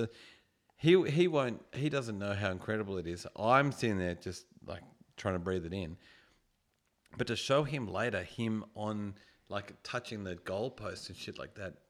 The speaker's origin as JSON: {"language": "English", "town": "Balmain", "region": "New South Wales", "country": "Australia", "tie": "born or raised there", "said": "So I grew up living in Balmain, constantly went to Leichhardt, watched those games."}